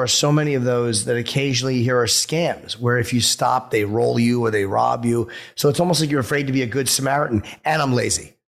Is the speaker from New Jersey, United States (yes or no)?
yes; North Brunswick, New Jersey, United States; we said, North Brunswick.